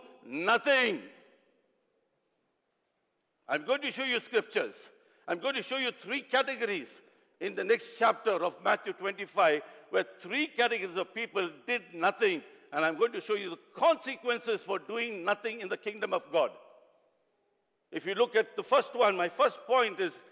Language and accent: English; South India, India; I come from South India